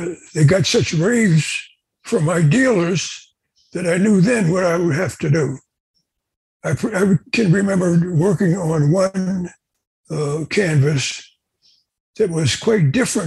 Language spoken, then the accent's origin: English; Pleasantville, New Jersey, United States; I was born in Pleasantville, New Jersey, which is not that far from Atlantic City